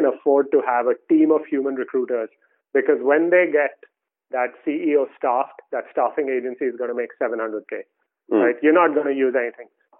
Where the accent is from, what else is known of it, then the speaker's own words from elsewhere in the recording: India; moved away; I grew up in India